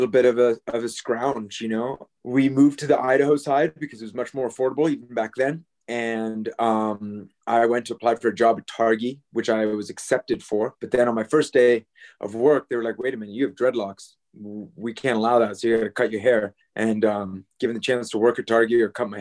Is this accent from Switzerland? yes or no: yes; Switzerland; moved away as an adult; now in Jackson Hole, United States; I grew up in Switzerland, in another mountainous place